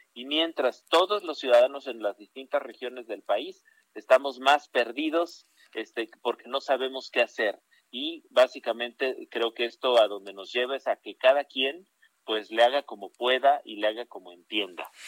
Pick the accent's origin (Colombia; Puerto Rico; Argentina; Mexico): Mexico; como muchas mexicanas y mexicanos